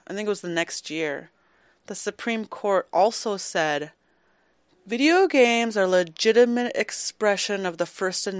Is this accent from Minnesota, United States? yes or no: yes; Minnesota, United States; moved away; I come from Minnesota, and we didn't have a gaming community in Minnesota.